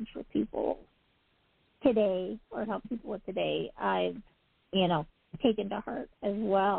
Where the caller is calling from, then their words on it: Utah, United States; I'm calling from Utah.